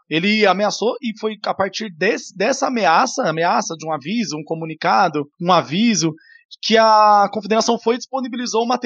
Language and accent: Portuguese; Santo André, São Paulo, Brazil; a gente é de Santo falei... André, a gente tá